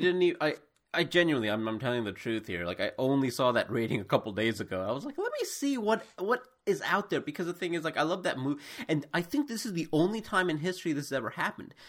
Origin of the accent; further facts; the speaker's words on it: United States; also born or lived in India; as an Indian growing up in America who was pretty much Americanized